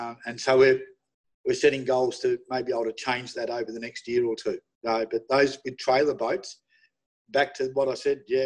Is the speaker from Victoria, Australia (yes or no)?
yes; Melbourne, Victoria, Australia; I'm from Melbourne.